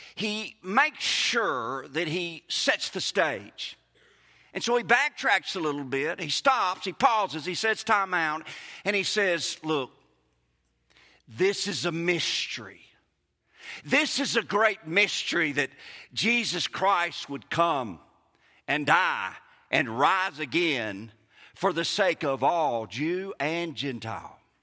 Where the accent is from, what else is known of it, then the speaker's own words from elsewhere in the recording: Mississippi, United States; accent: Mississippi; my Mississippi-ness